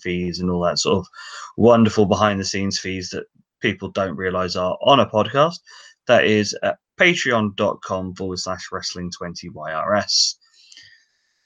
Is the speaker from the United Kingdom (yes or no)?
yes; England, United Kingdom; we're English